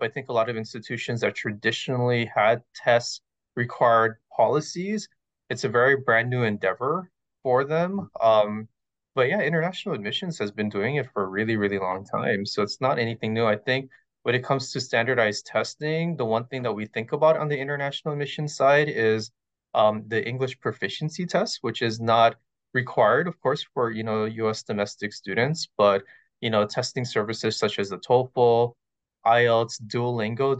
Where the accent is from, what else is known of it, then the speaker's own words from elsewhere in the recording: Hawaii, United States; moved away as an adult; also born or lived in Riverside, California / Costa Mesa, California; now in California, United States; I'm originally from Hawaii.